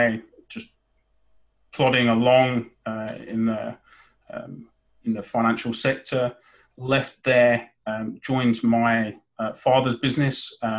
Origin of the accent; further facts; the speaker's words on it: Boston, East Midlands, United Kingdom; I'm actually originally from Boston, where the Pilgrim Fathers left from